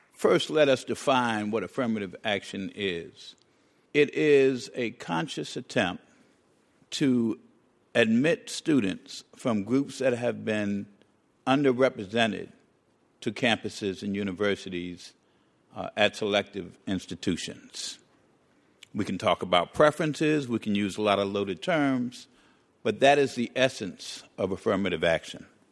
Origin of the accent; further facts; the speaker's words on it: New York City, New York, United States; the public housing project I grew up in the Bronx